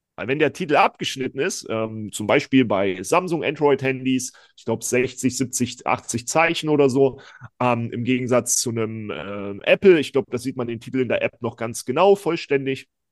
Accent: East Germany, Germany; ich bin ja selber Ossi

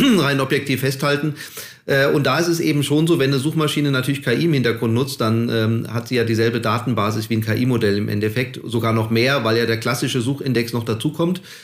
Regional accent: Hesse, Germany; ich komme ja aus Hessen

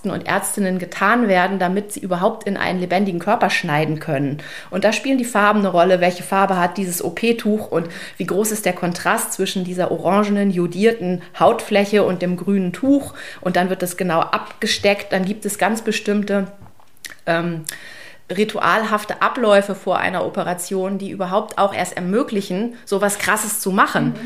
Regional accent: Germany; ich komme nicht aus Bremen, aber aus der Nähe

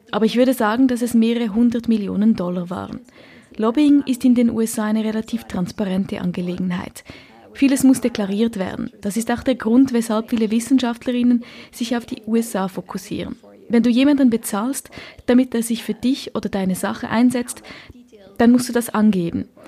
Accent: Norway; born there; Ich bin in Norwegen geboren, wo die Erdölindustrie groß ist. Wir sehen sie oft, wenn ich nach Hause gehe, dann fliegt man über die Nordsee und sieht die große Ölplattformen draußen im Meer.

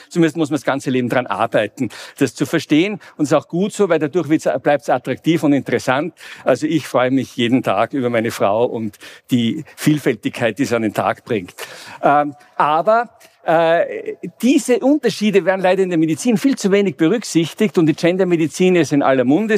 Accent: Vienna, Austria; ich komme aus dem fernen, aus Mittleren Osten, wenn man so will, aus Wien

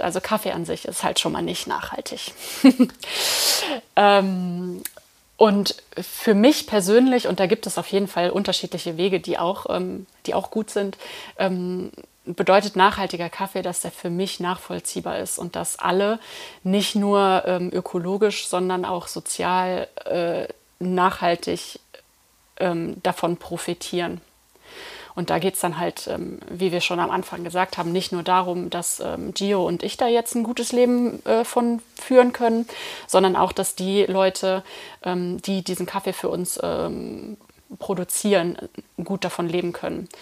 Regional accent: Eifel, Germany; ich komme aus der Eifel und ähm, bin einfach mit Pilz aufgewachsen

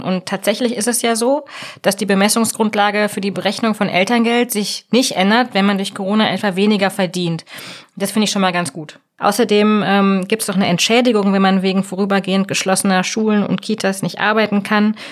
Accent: Germany; bei uns in Deutschland

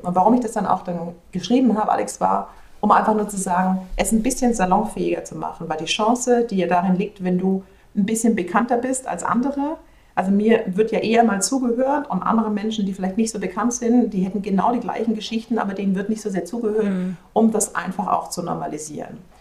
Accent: Germany; moved away as an adult

